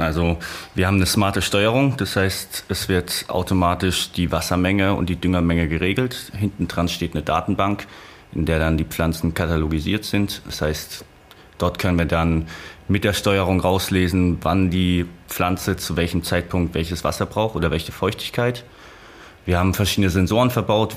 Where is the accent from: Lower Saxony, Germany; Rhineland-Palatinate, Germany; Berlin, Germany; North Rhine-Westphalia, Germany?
Rhineland-Palatinate, Germany; Ich komme aus der Pfalz, ich komme aus der Natur, ich komme von einem, einer kleinen Stadt